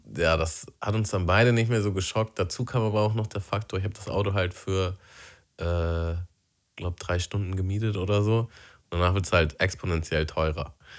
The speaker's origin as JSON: {"language": "German", "country": "Germany", "tie": "born or raised there", "moved": "yes", "said": "aufs Dorf, wo ich aufgewachsen bin."}